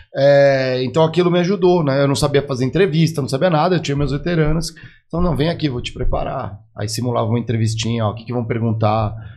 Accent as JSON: {"language": "Portuguese", "region": "São Paulo", "country": "Brazil", "also_born_or_lived": "Guaratinguetá", "said": "eu sou daqui de São Paulo, fui estudar no interior"}